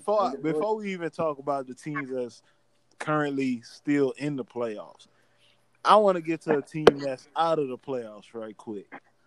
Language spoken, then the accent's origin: English; Louisiana, United States; I'm from Louisiana. I'm born in Louisiana